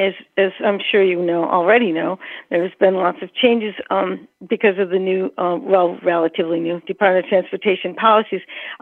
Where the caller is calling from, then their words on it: Albany, New York, United States; I'm calling from Albany, New York.